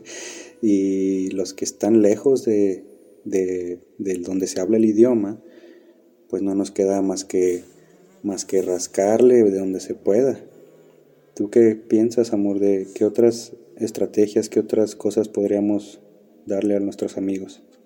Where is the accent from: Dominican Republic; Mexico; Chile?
Mexico; moved away as an adult; also born or lived in Turkey; somos mexicanos